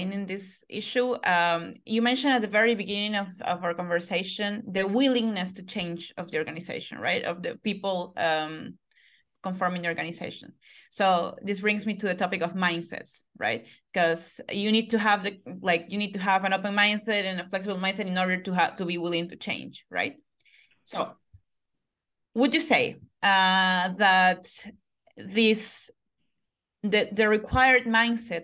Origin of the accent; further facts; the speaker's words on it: Peru; I come from Peru